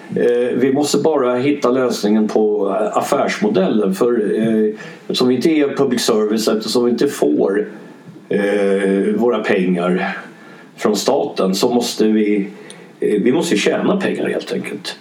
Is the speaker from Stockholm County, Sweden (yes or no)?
yes; Stockholm, Stockholm County, Sweden; also born or lived in Dublin, Ireland; Stockholm där jag bodde, där, där jag är uppvuxen